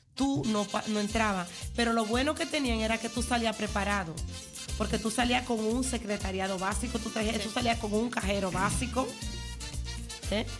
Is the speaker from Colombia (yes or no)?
no; Dominican Republic; now in Netherlands; yo me crié en Villa en la fase nueva de Villa pero sí soy campesina